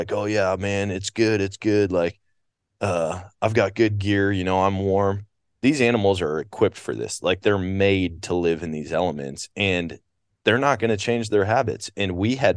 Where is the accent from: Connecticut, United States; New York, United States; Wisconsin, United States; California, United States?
Wisconsin, United States; moved away; I grew up in Wisconsin